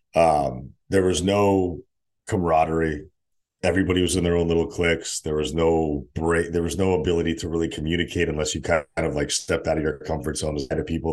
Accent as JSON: {"language": "English", "town": "Cheshire", "region": "Connecticut", "country": "United States", "tie": "born or raised there", "also_born_or_lived": "Saint Petersburg, Russia / New Haven, Connecticut / Stamford, Connecticut", "moved": "as an adult", "lives_now": "San Diego, United States", "said": "Cheshire, where I grew up, and then moved back down"}